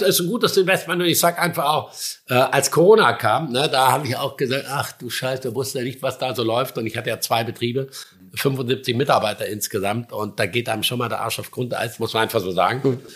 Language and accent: German; Schramberg, Baden-Württemberg, Germany; now in Sylt, Germany; Ich komme aus dem Schwarzwald